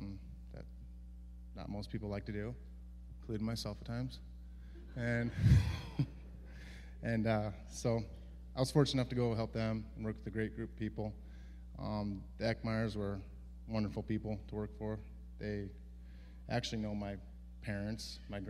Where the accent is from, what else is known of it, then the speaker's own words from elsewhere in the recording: Mount Auburn, United States; my hometown in Mount Auburn